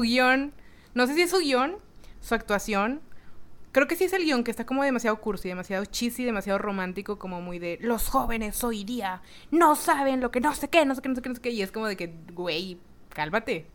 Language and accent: Spanish; Mexico; now in Monterrey, Mexico; como mexicanos